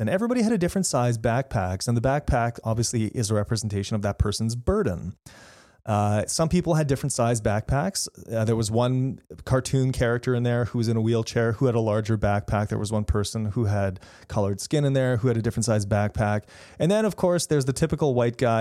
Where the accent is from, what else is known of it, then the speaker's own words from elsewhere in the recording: Canada; also born or lived in Manitoba; I'm a Canadian.